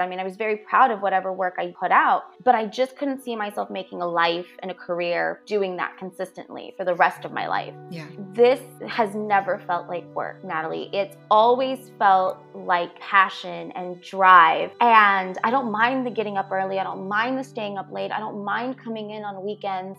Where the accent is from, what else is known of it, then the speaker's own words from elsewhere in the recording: Weslaco, Texas, United States; also born or lived in McAllen, Texas / Monte Alto, Texas; I was born in McAllen, raised in Weslaco, uh, but I went to school for my formative years in uh, Monte Alto